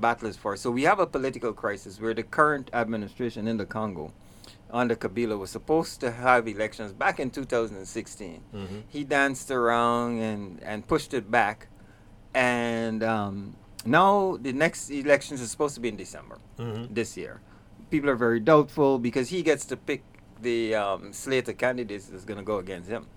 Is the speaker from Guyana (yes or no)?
yes; Guyana; moved away; also born or lived in New York; I hail from Guyana